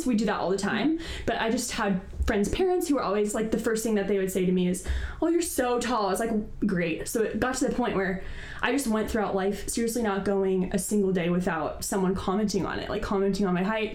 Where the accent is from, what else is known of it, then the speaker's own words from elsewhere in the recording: San Diego, California, United States; also born or lived in Santa Barbara / Berkeley; I was born and raised in San Diego